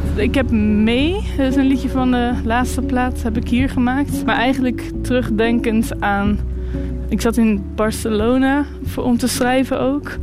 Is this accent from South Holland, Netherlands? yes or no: yes; Moordrecht, South Holland, Netherlands; also born or lived in The Hague / Utrecht; now in Ghent, Belgium; Ik ben opgegroeid in een klein dorpje in Moordrecht